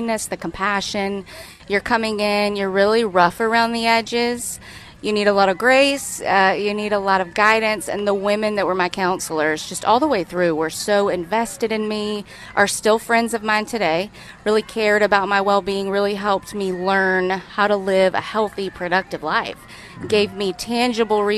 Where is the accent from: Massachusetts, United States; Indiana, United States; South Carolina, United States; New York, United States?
South Carolina, United States; Greenville; born and raised in Greenville, never really knew what Miracle Hill was until I needed it